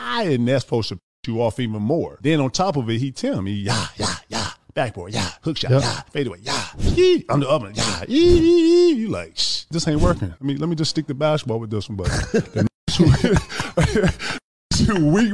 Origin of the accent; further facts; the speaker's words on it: the South, United States; I'm from the South